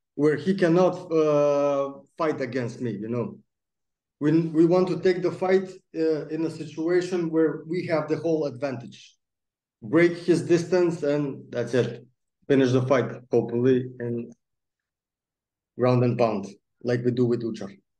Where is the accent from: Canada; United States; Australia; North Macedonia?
North Macedonia; Skopje; English is a second language; now in Karlsruhe, Germany; I have everything I need in Skopje, in my hometown.